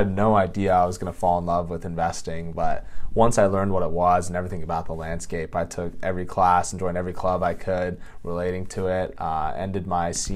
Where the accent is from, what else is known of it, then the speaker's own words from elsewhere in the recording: Los Alamitos, California, United States; I grew up in Orange County, a town called Los Alamitos.